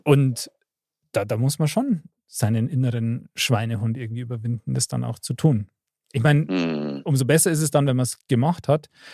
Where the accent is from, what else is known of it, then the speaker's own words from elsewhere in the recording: Bavaria, Germany; bei uns in Bayern